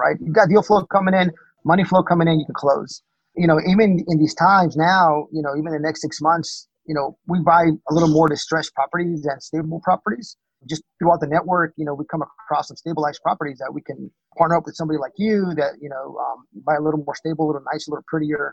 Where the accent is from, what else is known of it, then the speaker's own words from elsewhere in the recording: Texas, United States; moved away; I'm from Texas originally